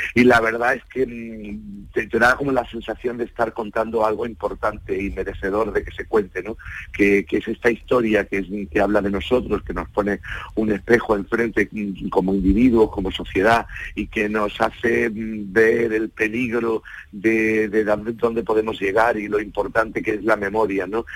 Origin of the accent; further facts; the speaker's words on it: Málaga, Andalusia, Spain; Málaga, es mi tierra